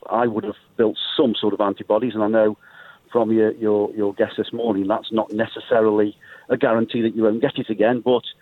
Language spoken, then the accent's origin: English; Stoke-on-Trent, West Midlands, United Kingdom; I'm from Stoke-on-Trent.